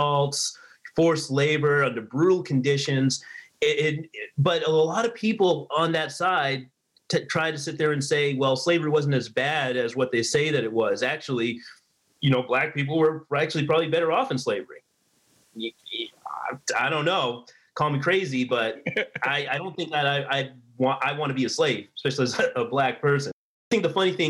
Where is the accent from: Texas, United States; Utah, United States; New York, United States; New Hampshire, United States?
New Hampshire, United States; I grew up in New Hampshire